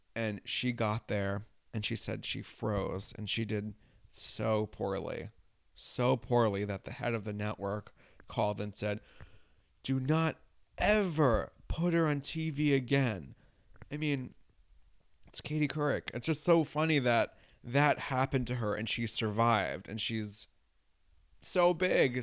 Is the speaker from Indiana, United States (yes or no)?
no; New York, United States; also born or lived in Los Angeles; I'm from New York and I used to live in L